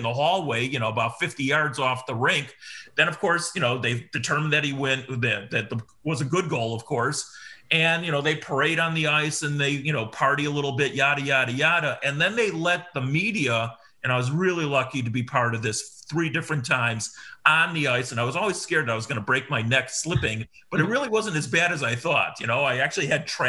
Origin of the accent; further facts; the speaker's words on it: Chicago, Illinois, United States; who I am from Chicago